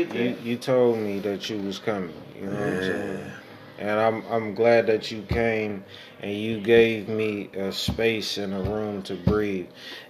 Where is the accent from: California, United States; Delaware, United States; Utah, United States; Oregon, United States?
California, United States; Oakland; I'm from East Oakland.